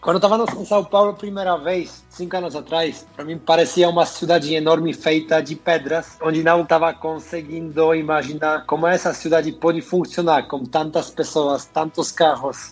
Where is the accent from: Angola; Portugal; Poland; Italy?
Poland; Tychy, Silesian Voivodeship; Portuguese is a second language; moved away as an adult; also born or lived in Wrocław, Poland / Germany / India; now in Brazil; Então, eu sou do sul da Polônia, nasci em uma cidade Tychy, que está uma hora de viagem da Cracóvia. A maioria da minha vida passei morando na Polônia